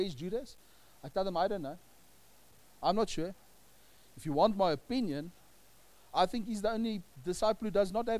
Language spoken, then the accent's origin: English; South Africa; I'm still a South African in India